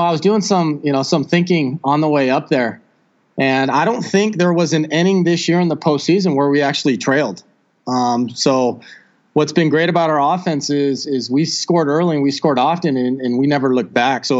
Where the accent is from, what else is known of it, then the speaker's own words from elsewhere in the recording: San Marcos, California, United States; I was born and raised in San Marcos